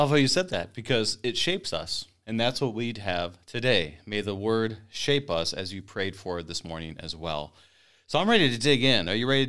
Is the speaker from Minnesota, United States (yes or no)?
yes; Minnesota, United States; I, as a Minnesotan